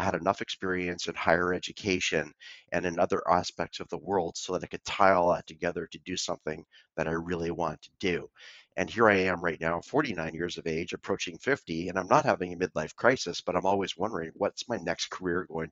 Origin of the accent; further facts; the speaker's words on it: Vancouver, British Columbia, Canada; I was born and raised in Vancouver, Canada.